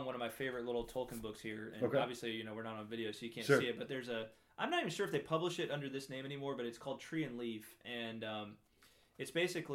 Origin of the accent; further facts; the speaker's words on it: United States; especially as American Catholics